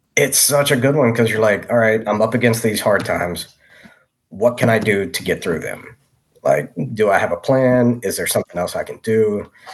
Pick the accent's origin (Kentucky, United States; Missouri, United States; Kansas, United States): Kentucky, United States; Maysville; moved away as an adult; Maysville, Kentucky, my hometown.